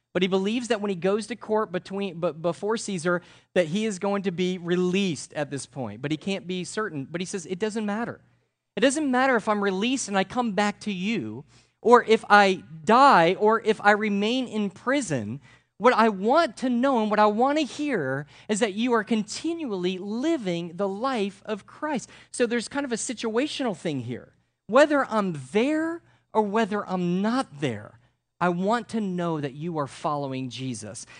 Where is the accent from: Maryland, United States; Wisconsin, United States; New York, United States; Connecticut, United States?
Connecticut, United States; I'm from Connecticut